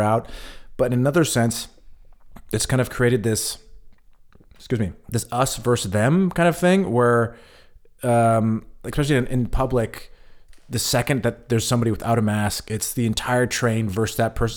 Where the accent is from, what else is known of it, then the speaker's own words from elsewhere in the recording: United States; moved away as an adult; now in Germany; America is my home. Um, I am an American still